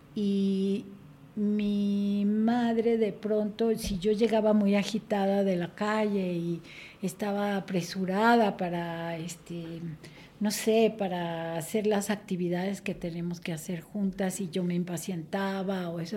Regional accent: Mexico City, Mexico; Yo nací aquí en la Ciudad de México.

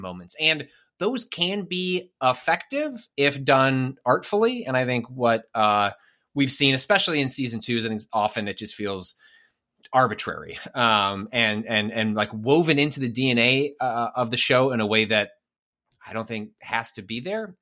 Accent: northwest suburbs of Chicago, Illinois, United States; I'm from the northwest suburbs.

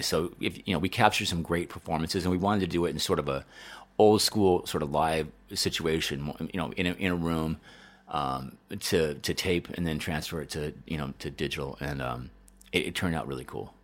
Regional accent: Denver, Colorado, United States; moved away; also born or lived in Chicago; I grew up in Denver

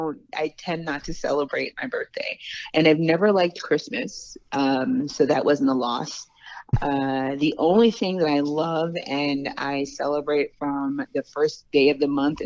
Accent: Los Angeles, California, United States; I grew up in L.A.

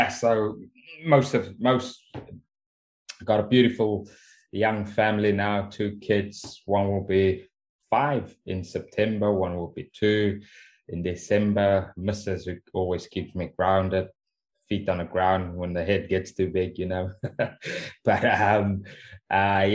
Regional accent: Cape Town, Western Cape, South Africa; moved away as an adult; now in England; born and raised in Cape Town. Left Cape Town at about 23

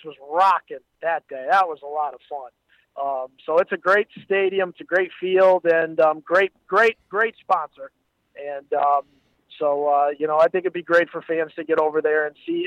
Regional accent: Northeast, United States; growing up in the Northeast

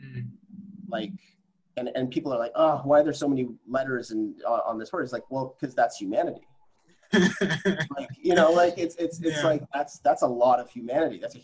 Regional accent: Regina, Saskatchewan, Canada; I grew up in Regina, Saskatchewan, which is a predominantly white community.

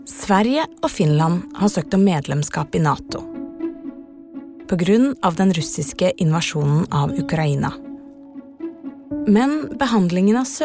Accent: Afghanistan; now in Norway; Eh siden krigen i mitt hjemland Afghanistan.

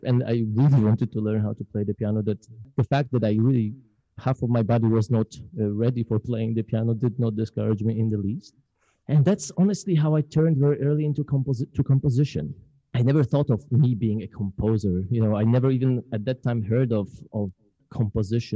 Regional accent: Poland; English is a second language; moved away as an adult; now in Mississippi, United States; growing up in Poland

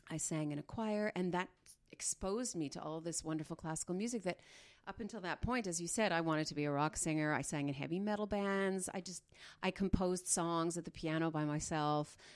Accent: Dryden, Ontario, Canada; born there; also born or lived in Smooth Rock Falls / Sioux Lookout / Pine Falls / Richelieu, Quebec; I was born in Dryden. I lived in Smooth Rock Falls, Sioux Lookout, Pine Falls

